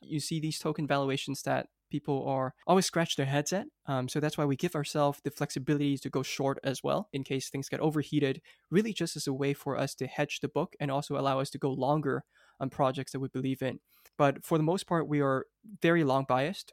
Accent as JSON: {"language": "English", "country": "Hong Kong", "tie": "born or raised there", "also_born_or_lived": "United States", "said": "I actually grew up here in Hong Kong"}